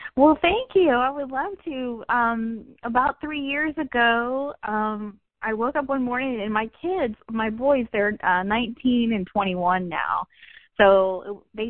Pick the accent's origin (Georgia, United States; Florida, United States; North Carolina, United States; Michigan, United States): Florida, United States; Orlando; born and raised in Orlando